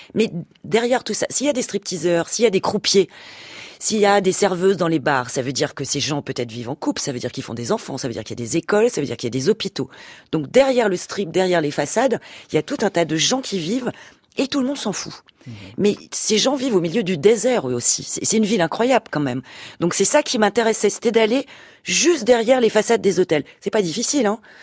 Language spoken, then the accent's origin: French; France; en tant que française en plus on est quand même un peu les rois des râleurs